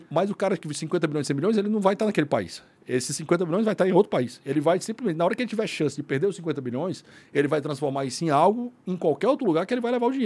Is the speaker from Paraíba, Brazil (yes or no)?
no; Fortaleza, Ceará, Brazil; eu sou de Fortaleza, né? Sim, eu sou cearense.